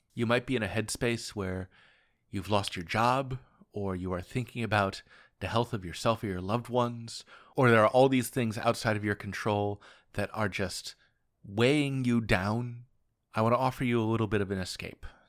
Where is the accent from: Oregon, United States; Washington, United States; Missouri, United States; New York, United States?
Oregon, United States; Portland; When I was growing up in Portland, Oregon, and when I was going to Lincoln High School in downtown Portland, Oregon